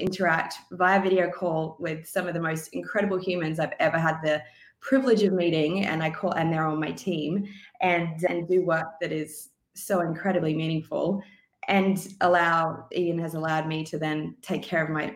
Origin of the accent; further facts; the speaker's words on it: Sunshine Coast, Queensland, Australia; moved away as an adult; also born or lived in Vancouver, Canada; move back to Australia, where the climate, not all of Australia, but where I grew up on the Sunshine Coast, is pretty temperate all year.